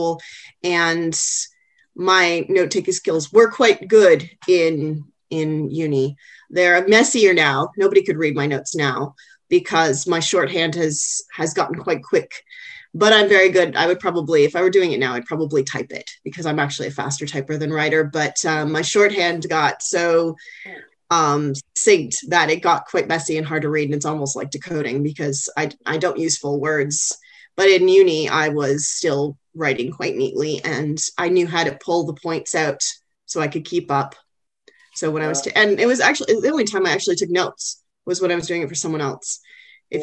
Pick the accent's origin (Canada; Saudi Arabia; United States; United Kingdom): Canada; now in Australia; being Canadian and from same part of Canada as myself